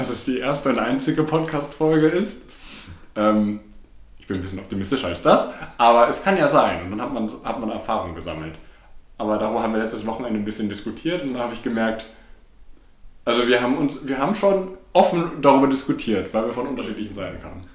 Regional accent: Bochum, North Rhine-Westphalia, Germany; also born or lived in Berlin / London; bin zwar hier geboren und äh, lebt den Großteil meines Lebens schon hier

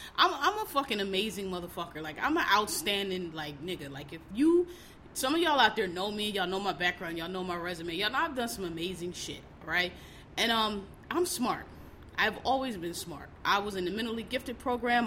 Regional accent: Philadelphia, Pennsylvania, United States; I'm from Philly, so you know, I'm black. I'm from Philly.

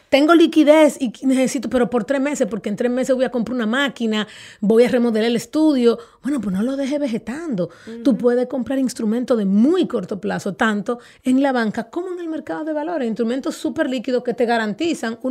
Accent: Dominican Republic

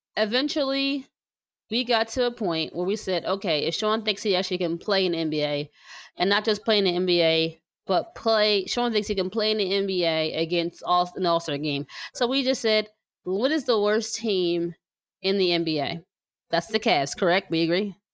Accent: New Jersey, United States; also born or lived in Philadelphia; I was born here, but I was raised in New Jersey

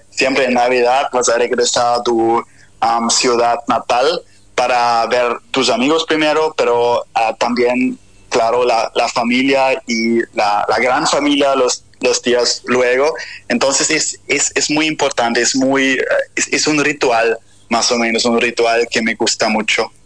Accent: Bavaria, Germany; Spanish is a second language; now in Hamburg, Germany; originalmente soy del sur de, Alemania y eh, la región se llama Bavaria

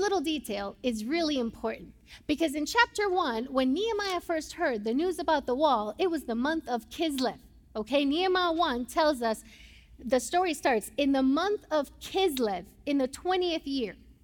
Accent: Puerto Rico; first language Spanish; English is a second language; moved away as an adult; now in United States; I'm from Puerto Rico

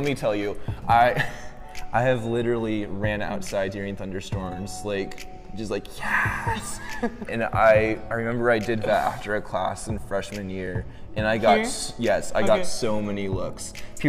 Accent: Northern California, United States; I'm from Northern California, so I love it.

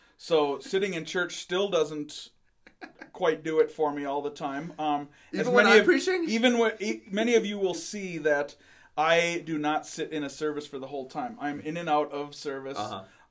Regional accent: Western Minnesota, United States; I grew up in Western Minnesota

